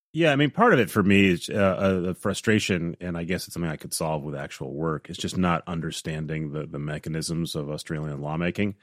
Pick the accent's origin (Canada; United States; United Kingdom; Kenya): United States; Midwest; growing up in the Midwest, in the U S